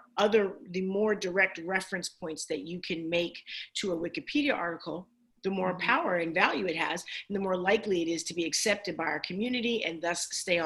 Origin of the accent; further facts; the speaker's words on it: Plainfield, New Jersey, United States; also born or lived in Newark, New Jersey; I was born in Newark, New Jersey, raised in Plainfield